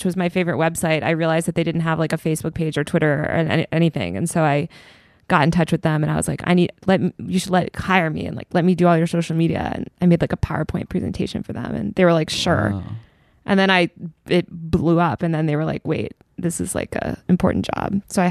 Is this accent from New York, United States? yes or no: yes; New York, United States; I think I gave some bullshit like, as a New Yorker, like I just feel that like da da da.